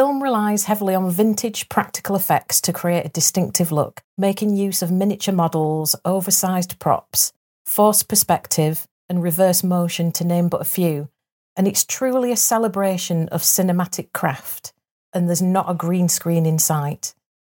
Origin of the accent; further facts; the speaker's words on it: Leeds, Yorkshire and the Humber, United Kingdom; I'm from Leeds.